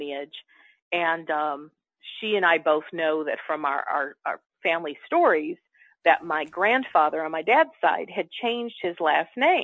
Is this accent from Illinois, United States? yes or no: yes; Chicago, Illinois, United States; I grew up in Chicago